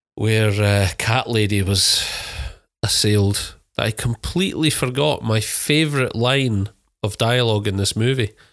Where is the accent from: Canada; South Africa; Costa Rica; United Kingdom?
United Kingdom; being British